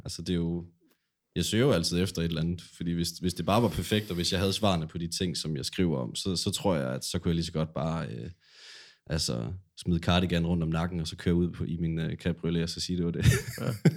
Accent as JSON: {"language": "Danish", "town": "Silkeborg", "region": "Central Denmark Region", "country": "Denmark", "tie": "born or raised there", "moved": "as an adult", "lives_now": "Aarhus, Denmark", "said": "så flyttede jeg fra Silkeborg her til Aarhus for et par år siden efterhånden"}